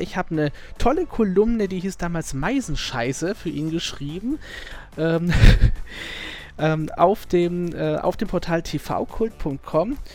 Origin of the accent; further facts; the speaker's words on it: Southern Germany, Germany; ich bin ja Süddeutscher